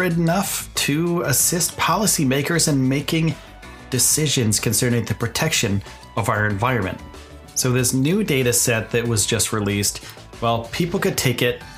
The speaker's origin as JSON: {"language": "English", "area": "eastern United States", "region": "East Coast", "country": "United States", "said": "I'm from the United States. I'm from the eastern side of the United States."}